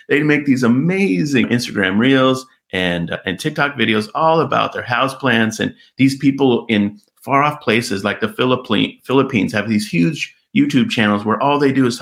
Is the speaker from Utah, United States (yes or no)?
no; California, United States; my hometown, little California town